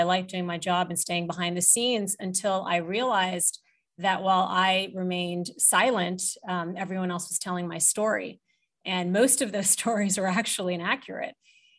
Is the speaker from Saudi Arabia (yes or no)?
yes; Jeddah, Makkah Province, Saudi Arabia; And that is how I spent my childhood, growing up in Jeddah, living a very international life in the midst of an international community.